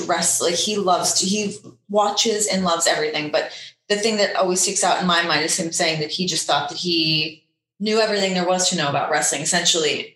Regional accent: Canada; we're both from Canada

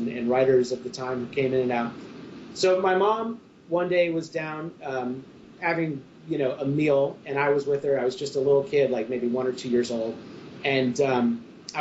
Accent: Central New York, United States; moved away; I grew up in Central New York

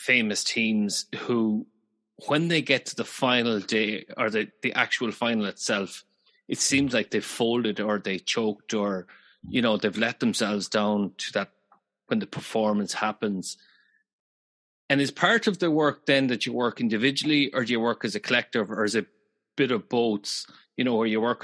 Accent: Galway, Connacht, Ireland; now in Dublin, Ireland; I'm originally from Galway. I'm living in Dublin now

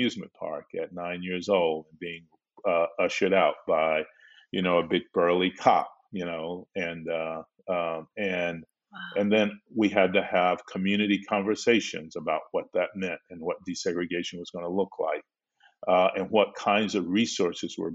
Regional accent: Belmont, United States; my little Black village, when I grew up in Belmont

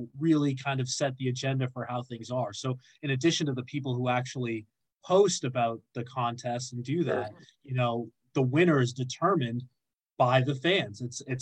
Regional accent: Boston, Massachusetts, United States; moved away as an adult; now in London, United Kingdom; I grew up playing in the Northeast

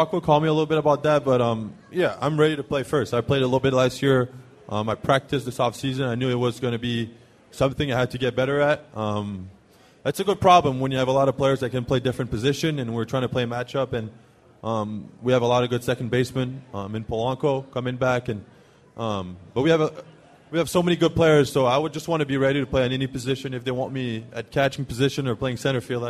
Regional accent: Montreal, Quebec, Canada; first language French; English is a second language; moved away as an adult; also born or lived in Auburn, Alabama; I speak French back home

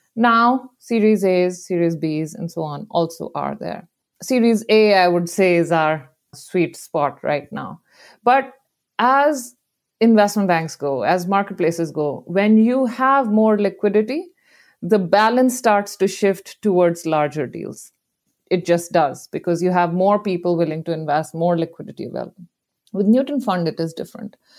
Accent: India; moved away as an adult; now in San Francisco, United States; I grew up in India

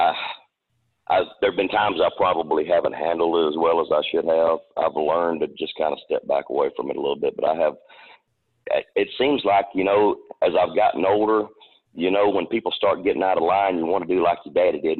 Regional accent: Texarkana, United States; I grew up around Texarkana.

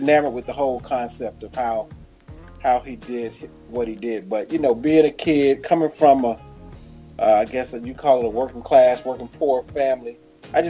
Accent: Jacksonville, Florida, United States; moved away as an adult; also born or lived in Atlanta, Georgia; now in St. Louis, United States; I'm originally from Jacksonville, Florida

